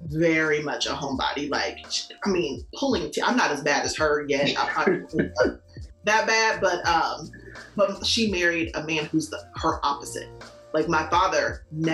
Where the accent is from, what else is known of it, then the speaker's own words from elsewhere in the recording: Indianapolis, Indiana, United States; I'm from Indianapolis, Indiana